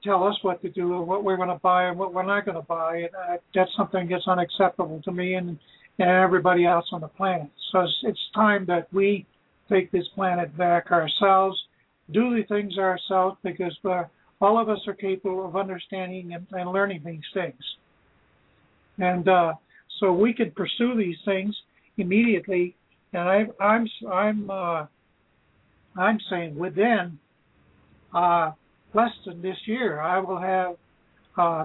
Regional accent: Brattleboro, Vermont, United States; now in Georgia, Vermont, United States; I'm originally from Brattleboro, Vermont. I now live in Georgia, Vermont.

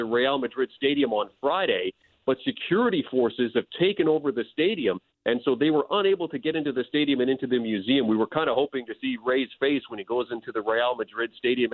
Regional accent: Winnipeg, Manitoba, Canada; Winnipeg, my hometown

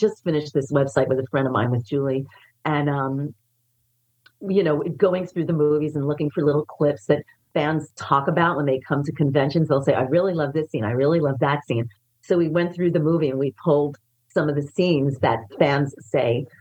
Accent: New York City, New York, United States; I grew up in the Bronx

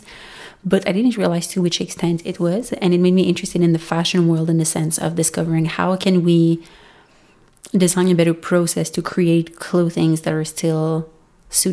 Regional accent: Montreal, Quebec, Canada; first language French; English is a second language; also born or lived in Alberta; I'm from Montreal, Canada. French is my first language. English is my second language.

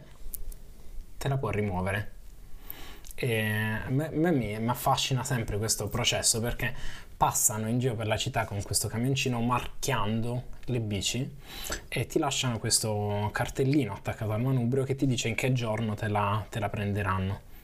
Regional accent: Italy; moved away as an adult; now in Netherlands; sono cresciuto in Italia

